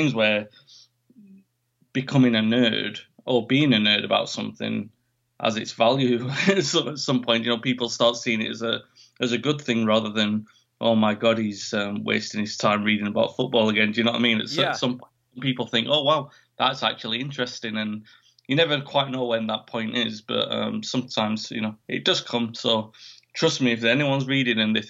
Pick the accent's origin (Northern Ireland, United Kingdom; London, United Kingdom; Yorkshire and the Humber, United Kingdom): Yorkshire and the Humber, United Kingdom; Sheffield; my hometown, Sheffield